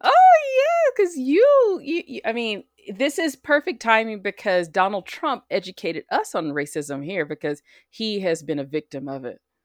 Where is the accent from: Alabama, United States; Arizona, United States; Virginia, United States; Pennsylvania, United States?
Alabama, United States; the state of Alabama, my home state where I was born and raised